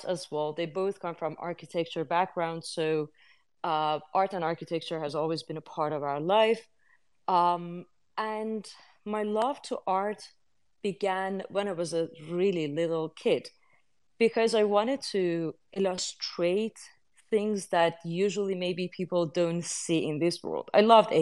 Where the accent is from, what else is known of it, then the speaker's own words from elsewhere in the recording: Iran; moved away; I come from Iran, which is in the Middle East.